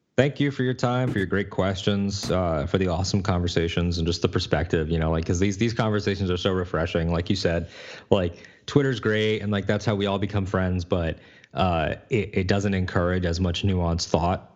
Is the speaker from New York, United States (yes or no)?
no; Connecticut, United States; I was born in Connecticut